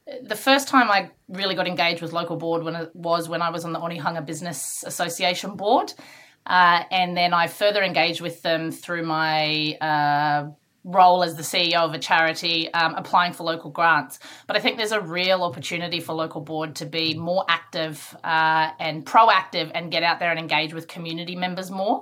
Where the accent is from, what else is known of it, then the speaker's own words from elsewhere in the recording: northern New South Wales, Australia; moved away as an adult; also born or lived in Queensland / Sydney; now in Auckland, New Zealand; I was born up in Queensland, so I'm a Queenslander at heart, and I was raised in northern New South Wales.